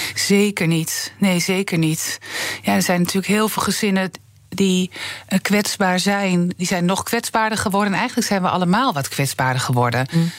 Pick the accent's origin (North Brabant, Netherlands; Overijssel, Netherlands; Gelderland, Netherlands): Overijssel, Netherlands; Twente; ik kom uit Twente